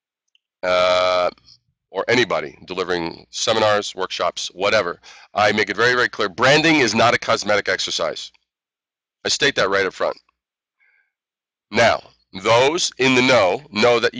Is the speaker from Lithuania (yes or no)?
no; New York City, New York, United States; also born or lived in Brooklyn / Queens / Long Island / Manhattan; So I'm a native New Yorker